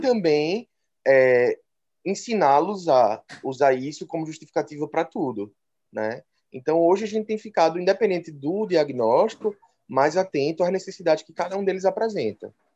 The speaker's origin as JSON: {"language": "Portuguese", "town": "Recife", "region": "Pernambuco", "country": "Brazil", "said": "pelo sotaque já dá para perceber, sou de Recife"}